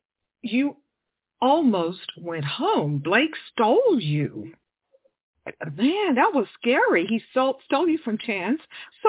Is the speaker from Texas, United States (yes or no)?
yes; Texas, United States; moved away; I'm originally from Texas